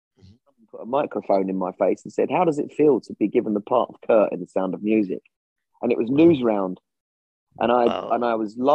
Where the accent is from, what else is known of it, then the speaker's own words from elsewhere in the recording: Orpington, London, United Kingdom; I'm from Kent, and that's where I was born. And that's where I grew up, in very near Bromley in Kent, in Orpington